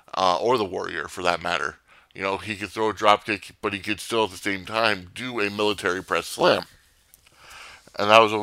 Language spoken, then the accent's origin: English; Northeast, United States; growing up in the Northeast, we never had WCW syndicated shows.